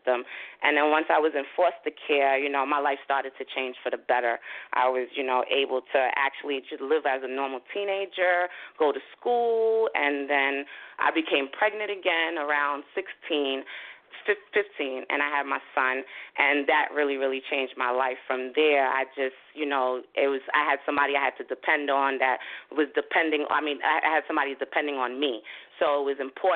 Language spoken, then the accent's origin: English; New York City, New York, United States; moved away as an adult; also born or lived in Haiti; now in New Jersey, United States; I'm originally from Flatbush, Brooklyn